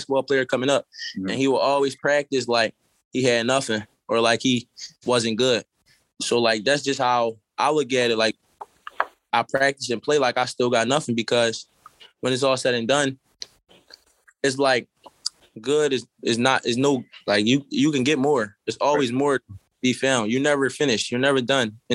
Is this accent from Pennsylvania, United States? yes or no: yes; Philadelphia, Pennsylvania, United States; I'm from West Philly, but I live in Southwest